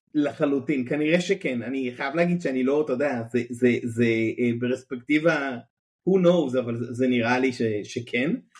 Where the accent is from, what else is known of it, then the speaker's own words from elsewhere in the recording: Kibbutz Hanetzurim, Southern District, Israel; אני הייתי באמת ילד כקיבוצניק, קיבוץ דתי, אה, קיבוץ הנצורים, קיבוץ אי שם בדרום